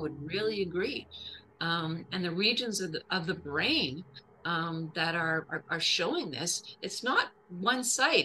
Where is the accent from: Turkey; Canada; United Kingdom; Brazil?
Canada; as a Canadian